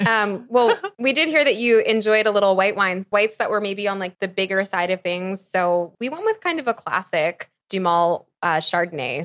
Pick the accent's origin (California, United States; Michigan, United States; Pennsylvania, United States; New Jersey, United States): Pennsylvania, United States; outside of Philadelphia; I grew up outside of Philadelphia.